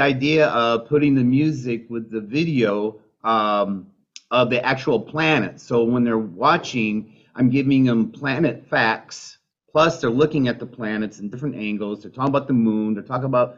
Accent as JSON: {"language": "English", "region": "Michigan", "country": "United States", "tie": "born or raised there", "moved": "as an adult", "said": "I'm originally from Michigan. That's where I grew up."}